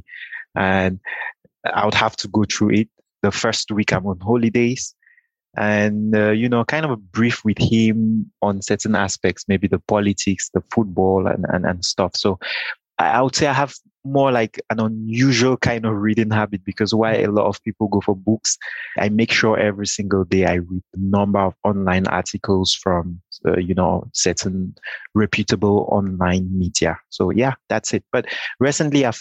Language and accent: English; Cameroon; I was born and raised in Cameroon.